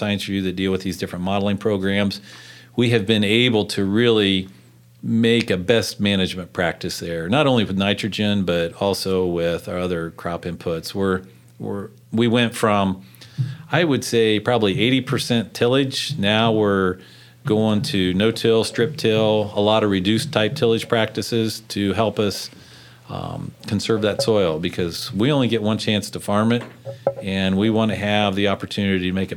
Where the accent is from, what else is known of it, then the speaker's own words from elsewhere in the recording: Madison County, Ohio, United States; I'm from Madison County